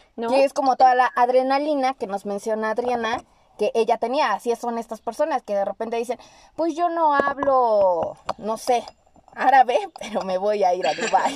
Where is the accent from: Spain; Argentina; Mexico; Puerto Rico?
Mexico; siendo mexicana, teniendo un país tan bello